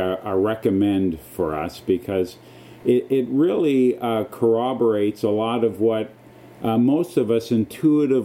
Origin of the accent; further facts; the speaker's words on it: Canada; being Canadian